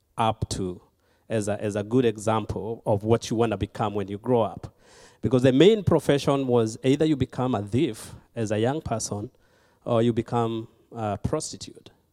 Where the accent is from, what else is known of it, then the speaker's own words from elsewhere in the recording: Kenya; moved away; I was born and raised in Kenya